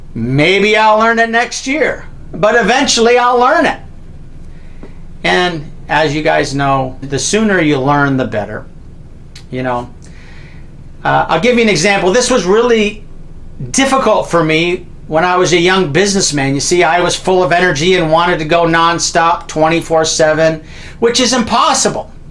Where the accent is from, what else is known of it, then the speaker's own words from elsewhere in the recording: Canada; I'm a Canadian